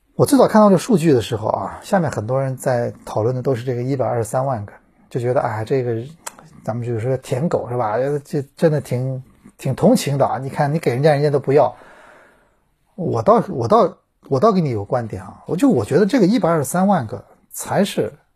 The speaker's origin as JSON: {"language": "Chinese", "country": "China", "said": "我中国人"}